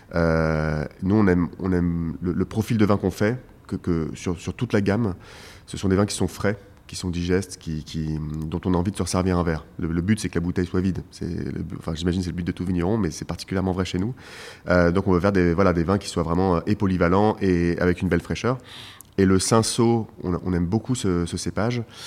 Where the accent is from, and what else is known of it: Paris, Île-de-France, France; born or raised there